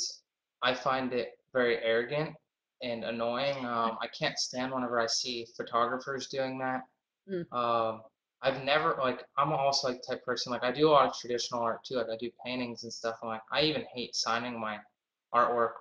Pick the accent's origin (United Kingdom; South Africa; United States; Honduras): United States; Boston, Massachusetts; I'm from Boston, Massachusetts